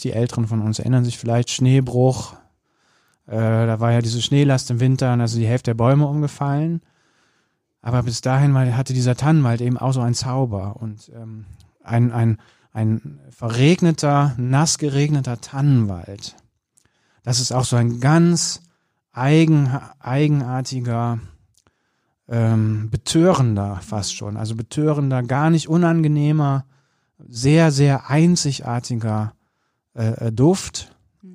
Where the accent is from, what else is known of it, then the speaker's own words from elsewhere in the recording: Bergisches Land, North Rhine-Westphalia, Germany; now in Cologne, Germany; ich bin am Land groß geworden, im Bergischen Land